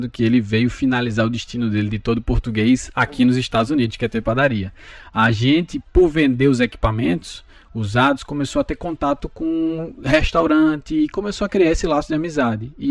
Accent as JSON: {"language": "Portuguese", "town": "Recife", "region": "Pernambuco", "country": "Brazil", "lives_now": "United States", "said": "Bom, sou de Recife, né? Tenho 36 anos."}